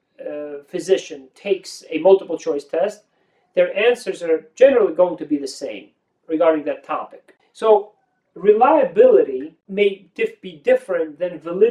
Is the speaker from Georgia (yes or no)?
yes; Tbilisi, Georgia; moved away; I was growing up in the Republic of Georgia, Tbilisi